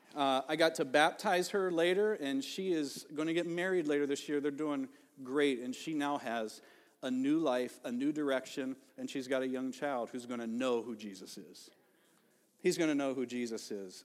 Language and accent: English; Ohio, United States; now in Elk River, United States; growing up in Ohio